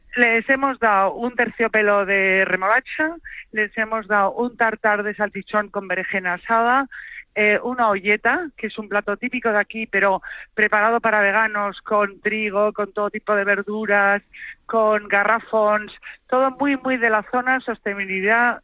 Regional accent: Santa Eulària des Riu, Balearic Islands, Spain; en mi pueblo, en Santa Eulalia del Río, en Ibiza

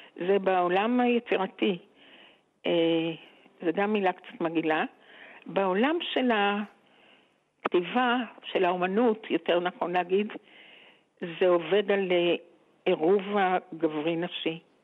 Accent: Geva, Northern District, Israel; also born or lived in Jerusalem; אני גרתי בגבע. כלומר, עברנו מירושלים לגבע כשאבא שלי נפטר

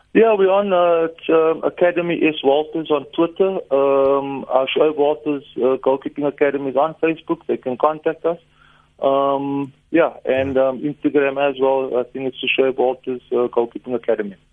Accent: South Africa; I'm South African

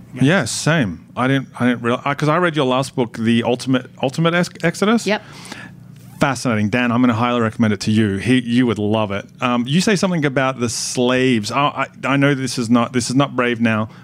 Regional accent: Melbourne, Victoria, Australia; also born or lived in Carlton, Victoria; I was born in Carlton. Okay. And grew up in Collingwood.

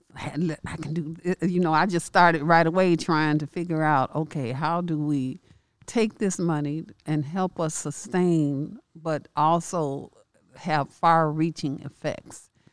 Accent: Chicago, Illinois, United States; growing up in Chicago.

